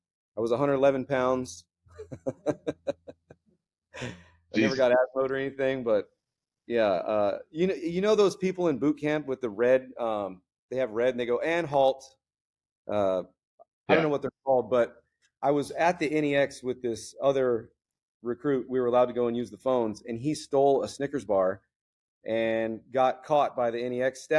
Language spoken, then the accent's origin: English; Florida, United States; moved away as an adult; also born or lived in Fort Worth, Texas; now in San Diego, United States; Grew up in Florida doing Florida man stuff